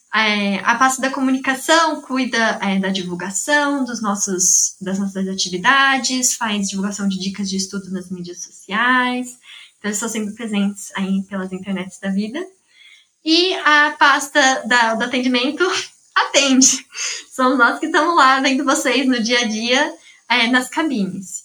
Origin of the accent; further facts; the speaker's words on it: São Carlos, São Paulo, Brazil; eu sou de São Carlos mesmo